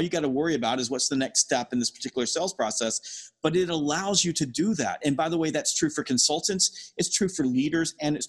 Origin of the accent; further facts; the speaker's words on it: the South, United States; I'm from the South.